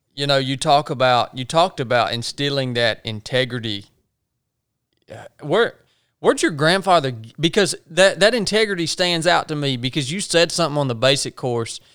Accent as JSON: {"language": "English", "region": "the South", "country": "United States", "tie": "born or raised there", "accent": "country", "said": "dudes like us that were born and raised in the South"}